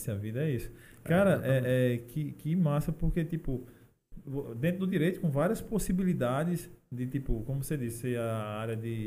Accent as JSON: {"language": "Portuguese", "region": "Paraná", "country": "Brazil", "said": "Não, eu sou do Paraná"}